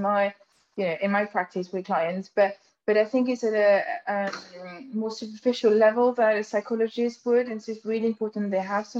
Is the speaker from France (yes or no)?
yes; France; accent: French; English is a second language; moved away; with my funny French accent